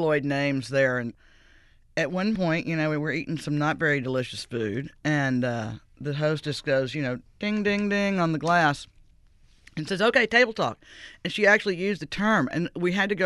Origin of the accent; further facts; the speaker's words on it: Greenville, Mississippi, United States; moved away as an adult; also born or lived in New York; now in New Orleans, United States; Greenville, Mississippi, my hometown